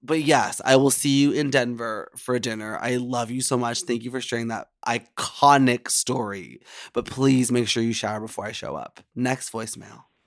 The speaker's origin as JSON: {"language": "English", "country": "Canada", "said": "being a Canadian queen"}